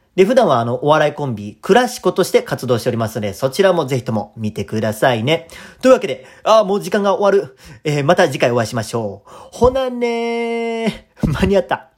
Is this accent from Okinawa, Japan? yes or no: no; Kadoma, Osaka, Japan; moved away as an adult; also born or lived in Tokushima Prefecture; えー、大阪府、えー、門真市出身です